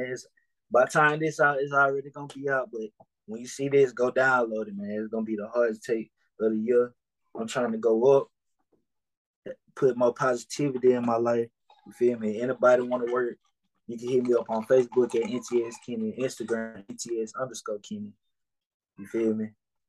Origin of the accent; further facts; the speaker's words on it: the South, United States; So it just be like, I really fuck with the South, you feel me? Because I'm from the South.